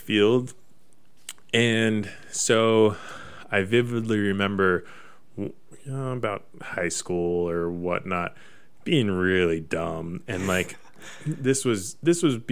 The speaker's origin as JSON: {"language": "English", "town": "Pullman", "region": "Washington", "country": "United States", "tie": "born or raised there", "said": "growing up in Pullman"}